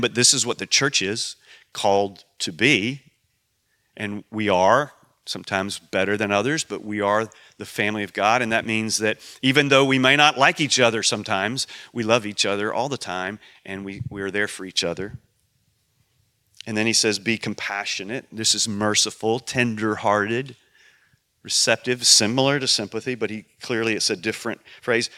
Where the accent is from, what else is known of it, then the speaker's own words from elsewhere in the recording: United States; I'm an American